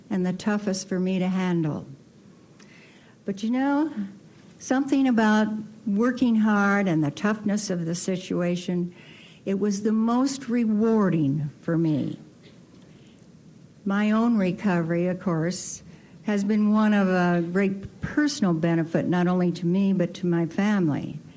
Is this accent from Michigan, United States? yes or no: yes; Grand Rapids, Michigan, United States; it eventually led for me to go back to my hometown, Grand Rapids, Michigan.